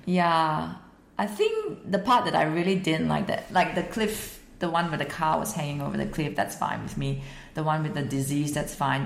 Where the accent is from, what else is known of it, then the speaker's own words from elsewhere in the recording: Singapore; moved away as an adult; now in Sunshine Coast, Australia; So I'm actually Singaporean. I'm living in Australia because I'm married an Australian man